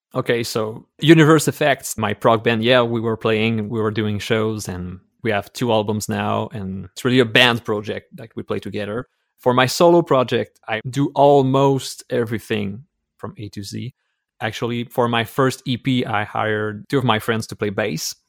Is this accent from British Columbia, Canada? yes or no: no; Quebec City, Quebec, Canada; English is a second language; I'm from Quebec City in Canada, so I'm a French-speaking Canadian